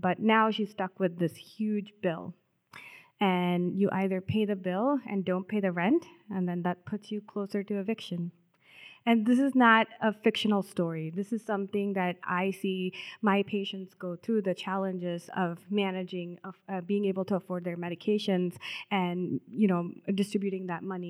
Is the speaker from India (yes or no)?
yes; South India, India; moved away as an adult; now in Minnesota, United States; I grew up in South India